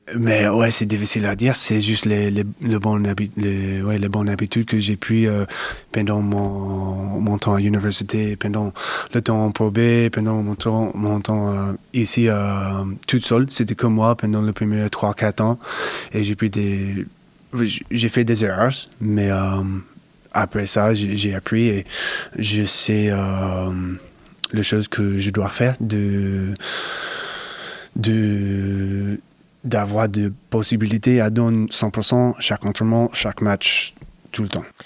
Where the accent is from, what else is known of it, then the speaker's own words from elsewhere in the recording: United States; French is a second language; moved away as an adult; now in France; j'ai grandi aux States, j'ai passé toutes mes études aux, States